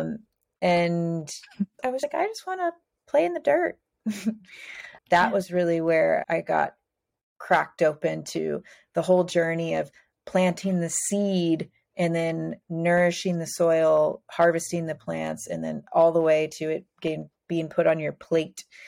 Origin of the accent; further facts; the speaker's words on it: Midwest, United States; moved away as an adult; also born or lived in Cincinnati; now in San Diego, United States; I'm from the Midwest.